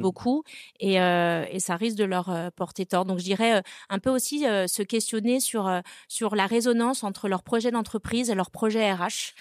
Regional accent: Brittany, France; moved away; also born or lived in Rennes; Je suis bretonne

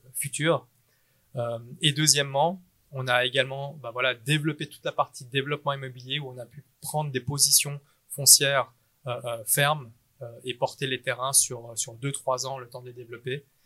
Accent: Geneva, Switzerland; né à Genève. Euh, mes parents sont vietnamiens. Euh, j'ai fait toutes mes études à Genève et puis et puis bah voilà, je suis suisse dans l'âme.

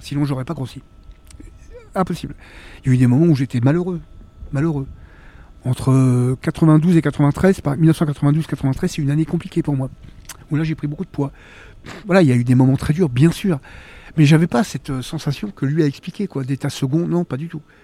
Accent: Villemomble, Île-de-France, France; also born or lived in Choisy-le-Roi / Vitry-sur-Seine; j'ai vraiment grandi jusqu'à la fin de mon adolescence à Villemomble, dans le 93

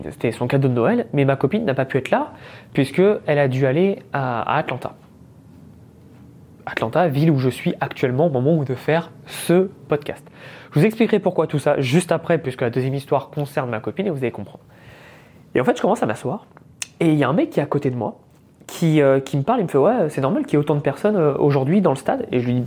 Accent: France; Et il me fait J'aime bien ton accent, tu viens d'où Et là je lui dis bah, Je viens de France, etc.

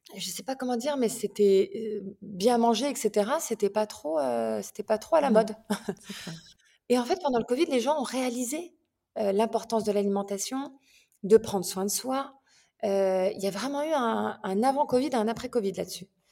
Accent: France; moved away as an adult; also born or lived in England; now in Milan, Italy; j'ai vécu en France, enfin je suis française, hein, j'ai vécu en France, j'ai vécu aussi en Angleterre

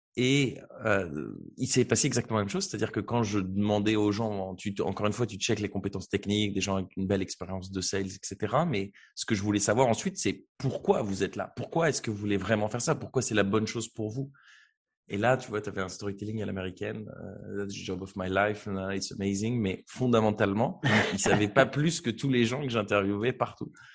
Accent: Beauvais, Hauts-de-France, France; Je viens de Beauvais, qui est une petite ville en Picardie

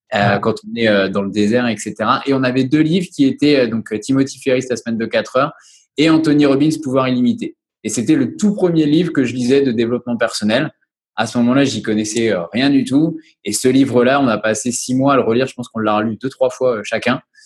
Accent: Angers, Pays de la Loire, France; moved away as an adult; now in La Rochelle, France; Je suis originaire d'Angers. J'ai fait mes études sur Angers.

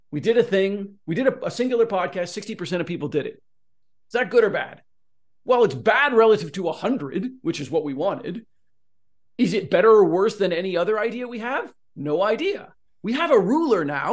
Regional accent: Oregon, United States; now in Southern California, United States; I'm from Oregon

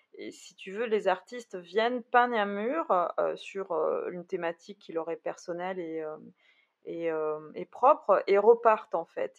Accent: Bordeaux, Nouvelle-Aquitaine, France; je suis bordelaise

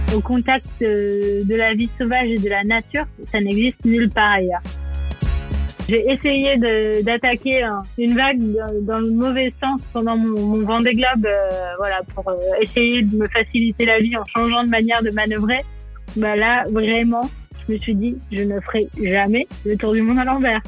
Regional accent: Provence-Alpes-Côte d'Azur, France; also born or lived in Paris; je suis née à Paris et mes parents ont eu la bonne idée de déménager sur la Côte d'Azur quand j'avais trois ans

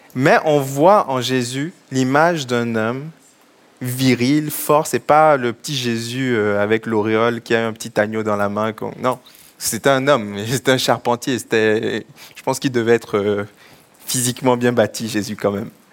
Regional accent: Togo; Je suis originaire du Togo, mes parents sont, du Togo

